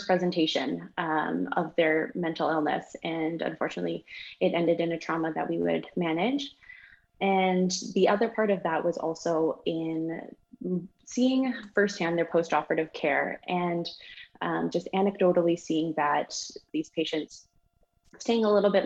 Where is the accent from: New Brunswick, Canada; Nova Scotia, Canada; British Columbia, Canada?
British Columbia, Canada; Nelson; also born or lived in Kingston, Ontario / Australia / Prince George, British Columbia; growing up in Nelson, British Columbia